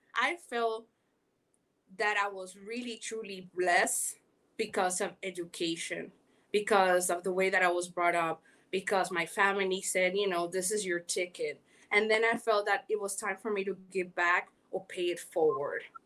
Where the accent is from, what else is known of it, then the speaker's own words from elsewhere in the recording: Panama; accent: Caribbean; also born or lived in Miami, United States; now in Los Angeles, United States; I am originally from Panama. Yes, that's why I have this accent going on, Caribbean.